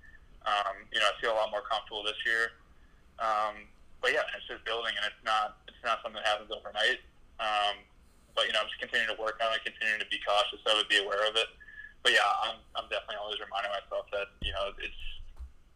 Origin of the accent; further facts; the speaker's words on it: Atlanta, Georgia, United States; I grew up in Atlanta